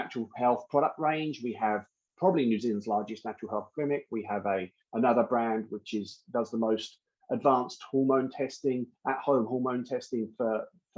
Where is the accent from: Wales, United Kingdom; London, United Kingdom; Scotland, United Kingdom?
London, United Kingdom; I'm originally from London